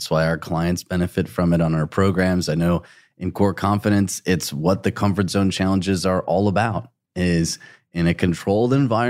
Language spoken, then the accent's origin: English; England, United Kingdom; now in Australia; I'm from England and immigrated to Australia, and I'm about to move to a new area for the fourth time.